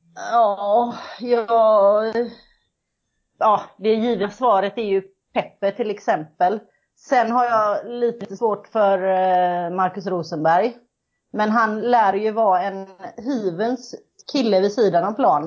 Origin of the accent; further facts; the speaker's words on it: Kållered, Västra Götaland, Sweden; now in Gothenburg, Sweden; jag kommer ifrån Kållered kan man säga. Jag bor i Göteborg